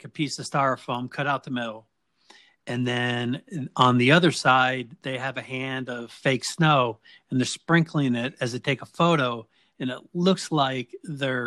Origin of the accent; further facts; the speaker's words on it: United States; I grew up on the East Coast, right outside of Washington, D.C.